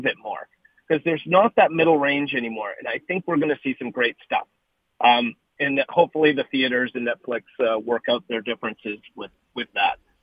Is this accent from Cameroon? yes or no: no; Canada; moved away as an adult; also born or lived in Hollywood, California; now in Los Angeles, United States; I've lived now in in Hollywood for 28 years. It, you know, I'm a Canadian kid who came down here